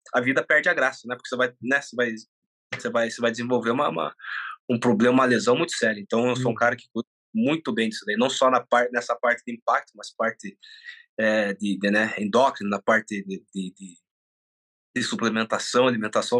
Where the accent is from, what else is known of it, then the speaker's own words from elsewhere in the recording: Brazil; also born or lived in Japan; Nasci no Japão. Eu vim com quatro anos para para cá